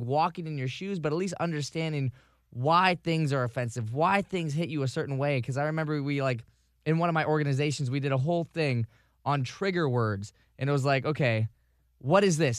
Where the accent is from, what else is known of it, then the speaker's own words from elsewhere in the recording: Vero Beach, Florida, United States; now in Tampa Bay, United States; moving to Tampa Bay from Vero Beach, my hometown